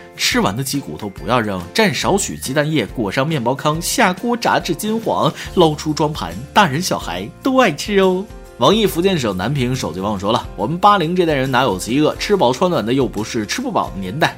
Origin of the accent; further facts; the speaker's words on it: Wuhan, Hubei, China; 原来因为我是武汉人，这就叫有地域天赋。